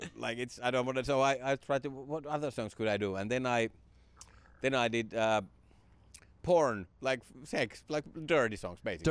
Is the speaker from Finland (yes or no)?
yes; Finland; stand-up kinda came to my hometown. It came to Finland in the nineties